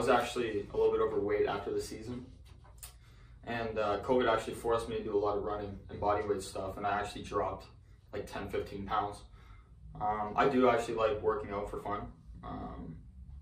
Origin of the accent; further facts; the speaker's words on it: Hamilton, Ontario, Canada; I'm actually from Hamilton